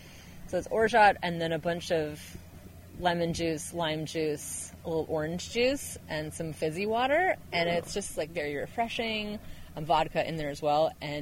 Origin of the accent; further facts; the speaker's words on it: Minnesota, United States; also born or lived in Portland, Oregon / Ireland; now in Tigard, United States; Yep, I grew up in Minnesota.